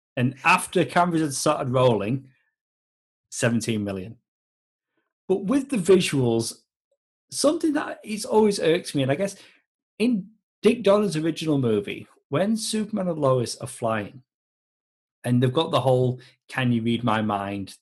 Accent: Yorkshire and the Humber, United Kingdom; moved away; back home in the UK. So I'm from South Yorkshire

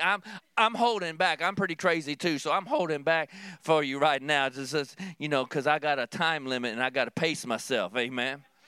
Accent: Kentucky, United States; growing up in Kentucky

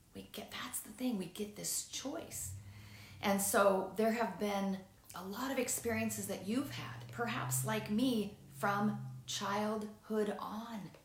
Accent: Seattle, Washington, United States; I'm from the Seattle area

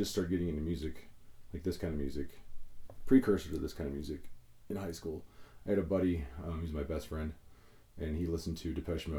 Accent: Columbus, Nebraska, United States; From Columbus, Nebraska. It's about 90 miles west of Omaha.

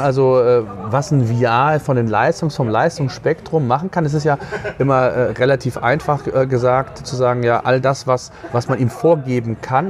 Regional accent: Germany; bei uns in Deutschland

